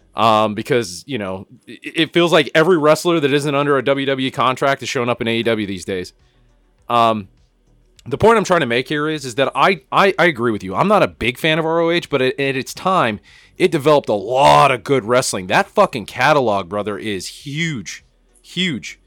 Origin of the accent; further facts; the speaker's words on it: Cañon City, Colorado, United States; Back in Canyon City, fucking Colorado, where I grew up in Fremont County